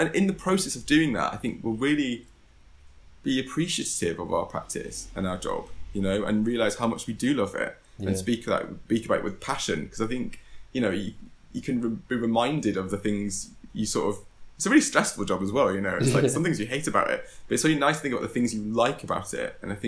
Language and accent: English; London, United Kingdom; because you know, this, in some ways growing up in London is a kind of advantage in itself.